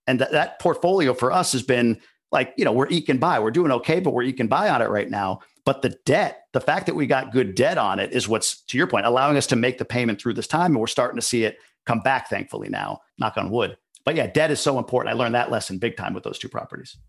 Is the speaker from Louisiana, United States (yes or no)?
no; New York, United States; moved away as an adult; also born or lived in Boston; now in Ann Arbor, United States; I grew up in New York, lived in Boston for a number of years, and moved here about three years ago.